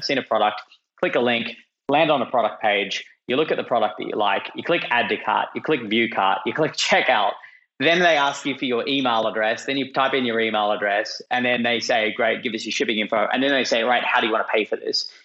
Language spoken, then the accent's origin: English; Australia; moved away; as you can tell from my funny accent, I'm, I'm Australian and was living in Australia at the time.